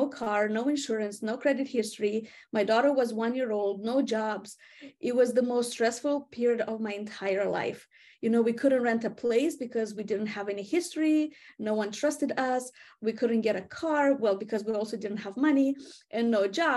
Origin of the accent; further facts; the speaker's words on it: Moldova; accent: Eastern European; English is a second language; moved away as an adult; now in United States; I do come from Moldova. This is a small country in Eastern Europe